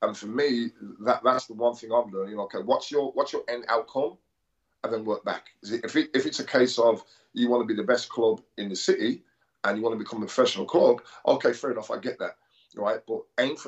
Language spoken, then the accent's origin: English; Birmingham, West Midlands, United Kingdom; moved away as an adult; also born or lived in Newcastle; I came from Birmingham, went to Newcastle